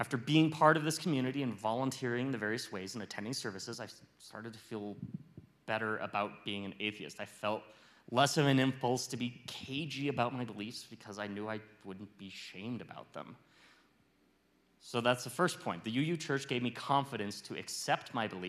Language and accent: English; Fairbanks, Alaska, United States; moved away as an adult; now in Los Alamos, United States; I grew up in Fairbanks, Alaska, and I went to college there, and I had my first job after college there